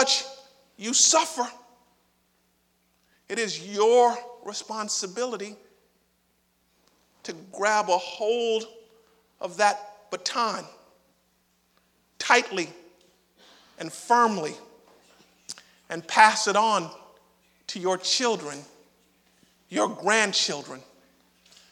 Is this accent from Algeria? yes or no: no; Miami, Florida, United States; moved away; growing up in Miami